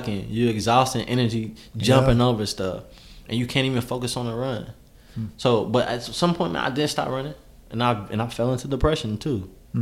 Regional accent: Lexington, Kentucky, United States; also born or lived in Pennsylvania

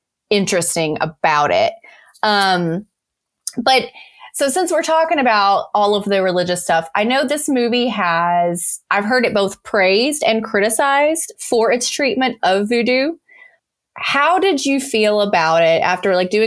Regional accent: the South, United States; I grew up in the South

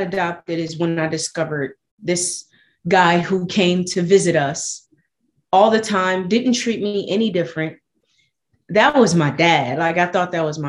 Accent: Buffalo, New York, United States; I was born and raised in Buffalo, New York.

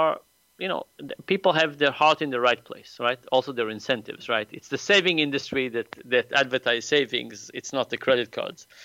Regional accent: Israel; moved away as an adult; now in United States; I grew up in Israel

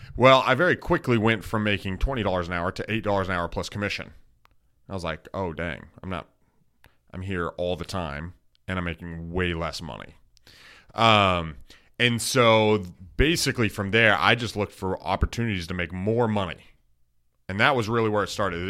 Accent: Wasilla, Alaska, United States; moved away as an adult; now in Dallas, United States; I'm from Wasilla, Alaska

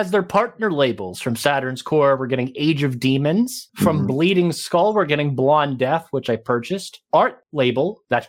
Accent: Pittsburgh, Pennsylvania, United States; accent: Pittsburgh; My Pittsburgh accent

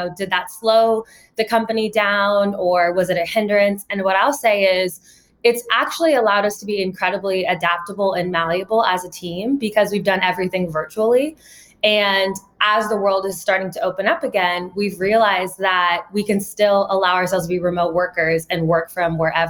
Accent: Ohio, United States; I grew up in Ohio

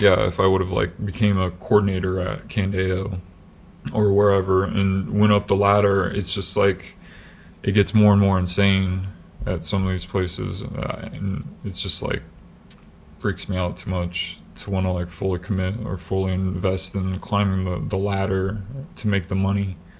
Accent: Des Moines, Iowa, United States; moved away as an adult; even when we were back home as we call it because that's where we were raised in Des Moines, like the Des Moines area.

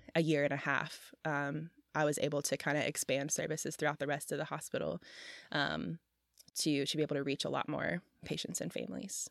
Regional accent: Memphis, Tennessee, United States; I'm from Memphis and so my siblings and I have all had our fair share of hospital visits or stays at La Bonner

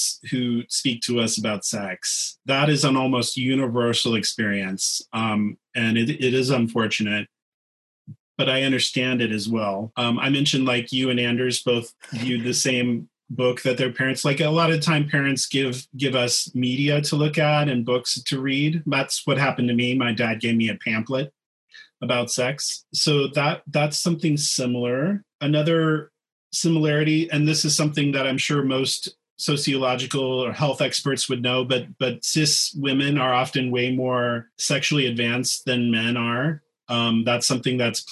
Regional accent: Kansas, United States; moved away as an adult; also born or lived in New York City / Los Angeles; I'm from a small town in Kansas

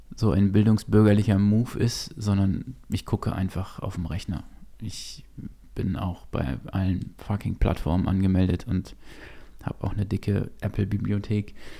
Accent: Gütersloh, North Rhine-Westphalia, Germany; wir hatten ähm, ein Kino bei uns in Gütersloh damals

